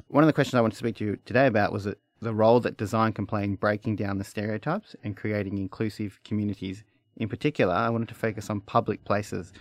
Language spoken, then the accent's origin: English; Australia; accent: broad Australian; I have a very broad Australian accent